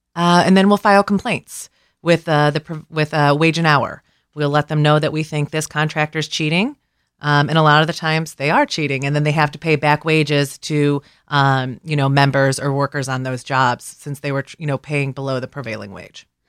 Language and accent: English; Cleveland, Ohio, United States; moved away as an adult; now in Columbus, United States; I'm originally from Cleveland. I came to Columbus for my job with the Ohio Laborers about eleven years ago